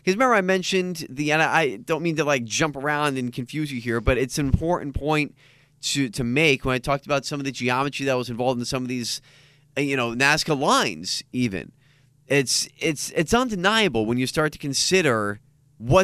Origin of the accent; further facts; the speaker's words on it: United States; I'm too American